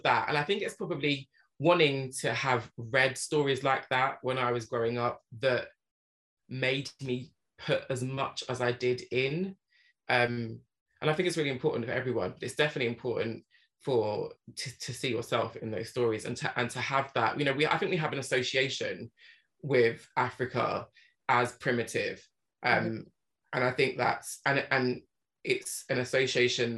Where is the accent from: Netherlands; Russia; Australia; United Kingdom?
United Kingdom; England; growing up in England, we only really learn about the British Empire